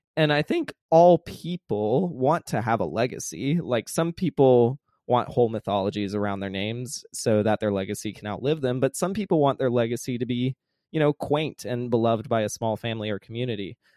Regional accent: the South, United States; growing up in the South

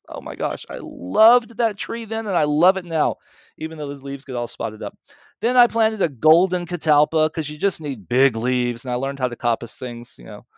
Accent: Mississippi, United States; accent: southern; moved away; I grew up in Mississippi, and I went to the Baptist Church

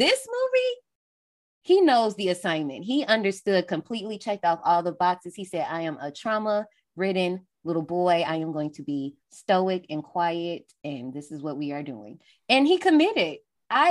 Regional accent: Gary, Indiana, United States; I'm from Gary, Indiana, but we're right next door to Chicago

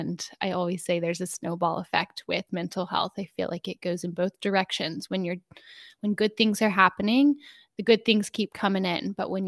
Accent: Dallas, Texas, United States; Yeah, I am so grateful for how I was raised and the city I was raised in. I grew up with a sister and my two parents.

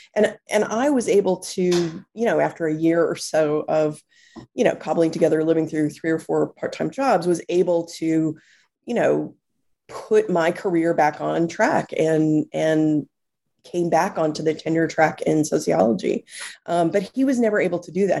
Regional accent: Texas, United States; moved away as an adult; now in New York City, United States; I was born and raised in Texas

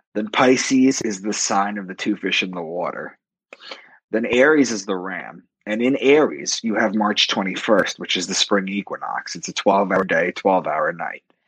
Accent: Long Island, New York, United States; moved away as an adult; also born or lived in Boston; I'm from Long Island, and I moved to Boston, and uh, for a new job.

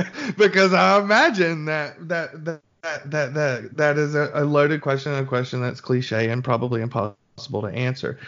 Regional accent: Birmingham, Alabama, United States; moved away as an adult; I was born and raised in Birmingham

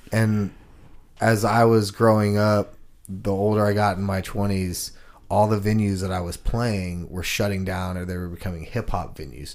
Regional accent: Houston, Texas, United States; moved away; I'm from Houston, Texas

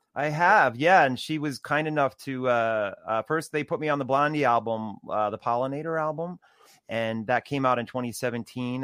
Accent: New Jersey, United States; I grew up also in New Jersey too

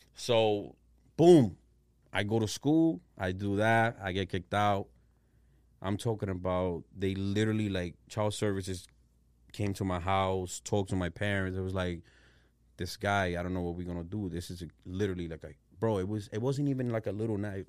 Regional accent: Providence, Rhode Island, United States; I'm from Providence, Rhode Island

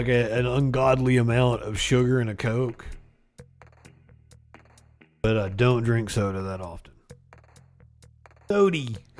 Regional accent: Appalachia, United States; moved away; also born or lived in Alabama; I'm from Appalachia. I'm not really from the South. There's a difference between Appalachia and the South.

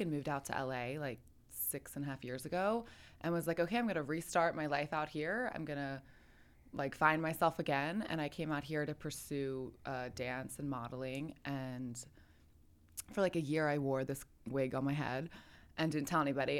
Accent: Philadelphia, Pennsylvania, United States; moved away as an adult; now in Los Angeles, United States; I grew up in Philly

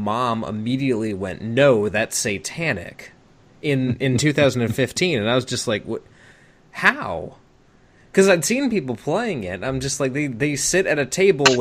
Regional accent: the South, United States; being a Southerner myself

